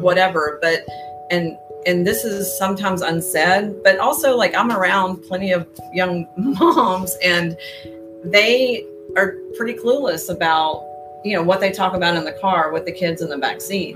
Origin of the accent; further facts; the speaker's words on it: Houston, Texas, United States; moved away as an adult; also born or lived in Austin, Texas / Boulder, Colorado; now in Houston, United States; i grew up in spring branch okay. um, mostly i was born in austin